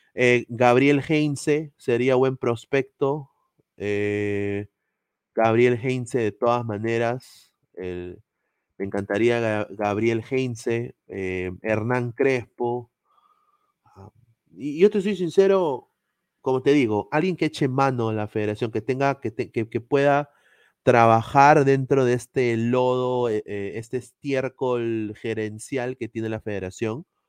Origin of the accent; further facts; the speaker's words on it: Peru; cuando estaba creciendo en Perú